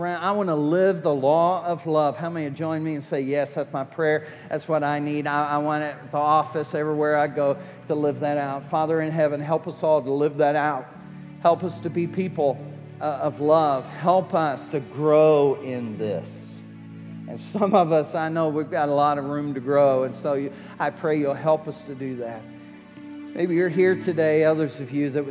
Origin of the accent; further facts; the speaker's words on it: United States; I'm American